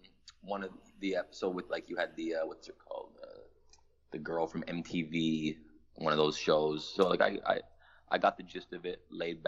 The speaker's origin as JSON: {"language": "English", "town": "Toronto", "region": "Ontario", "country": "Canada", "said": "I'm a rapper from Toronto."}